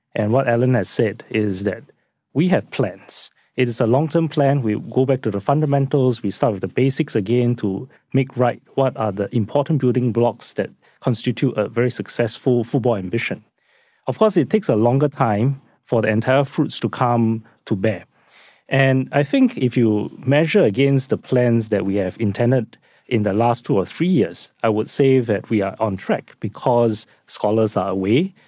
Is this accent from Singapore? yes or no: yes; Singapore; myself as a Singaporean